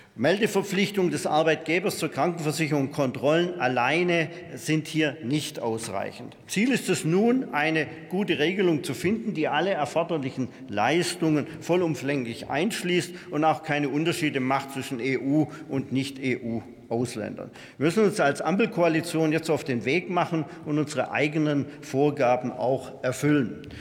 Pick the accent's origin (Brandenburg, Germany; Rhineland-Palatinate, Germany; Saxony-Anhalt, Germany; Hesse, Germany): Rhineland-Palatinate, Germany; Vorderpfalz; In meiner Heimatregion, die auch als Gemüsegarten Vorderpfalz bezeichnet wird